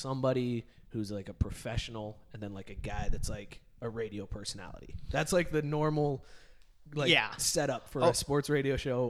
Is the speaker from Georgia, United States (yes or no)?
no; Youngstown, Ohio, United States; I grew up in Youngstown, Ohio.